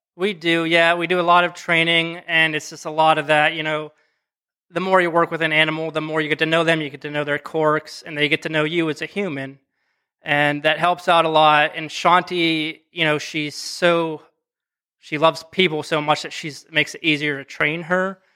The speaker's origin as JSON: {"language": "English", "region": "western Pennsylvania", "country": "United States", "moved": "as an adult", "lives_now": "Akron, United States", "said": "I'm from Pennsylvania, small ti-, town, western Pennsylvania"}